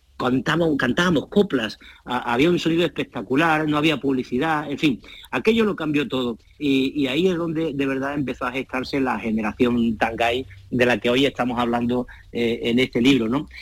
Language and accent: Spanish; Cádiz, Andalusia, Spain; accent: Cádiz speech; nuestro acento, de nuestras hablas y del habla de Cádiz